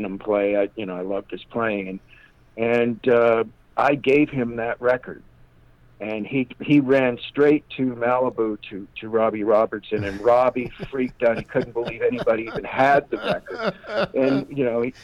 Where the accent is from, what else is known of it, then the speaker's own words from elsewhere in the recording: Toronto, Ontario, Canada; also born or lived in Winnipeg; I was born in Winnipeg, but they took me to Toronto when I was a baby, so I was raised in Toronto.